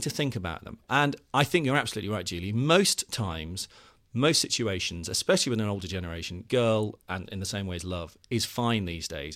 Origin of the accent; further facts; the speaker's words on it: the Midlands, England, United Kingdom; now in London, United Kingdom; I'm originally from the Midlands